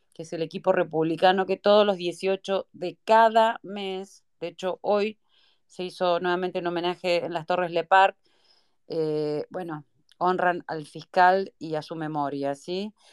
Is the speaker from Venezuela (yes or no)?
no; Argentina; nosotros que somos argentinos, a todo nuestro querido país